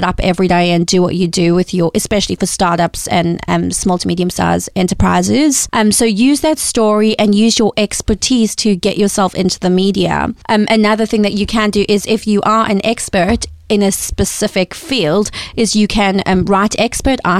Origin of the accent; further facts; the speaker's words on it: South Africa; moved away; I'm originally from South Africa, which you can probably hear from the accent